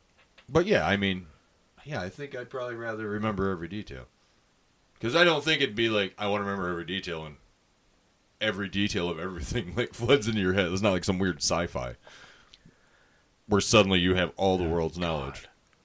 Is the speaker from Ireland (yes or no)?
yes; Ireland; I'm Irish. We don't even celebrate it. We don't.